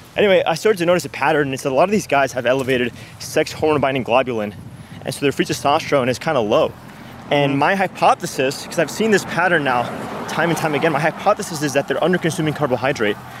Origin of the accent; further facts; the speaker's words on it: Venezuela; also born or lived in New York, United States; now in Miami, United States; was raised in Venezuela.